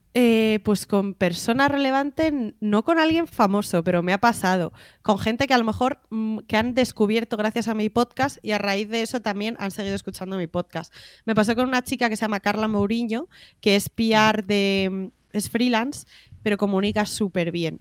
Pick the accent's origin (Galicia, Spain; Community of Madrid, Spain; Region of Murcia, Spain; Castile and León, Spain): Community of Madrid, Spain; Madrid; also born or lived in Canary Islands; yo soy de Madrid y me encanta Madrid